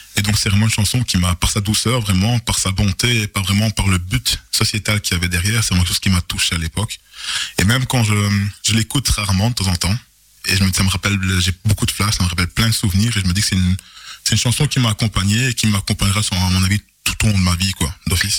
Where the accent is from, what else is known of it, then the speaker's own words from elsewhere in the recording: Charleroi, Wallonia, Belgium; Je suis originaire du Congo, mais je suis né en Belgique. Donc je suis vraiment euh, belge à 150%.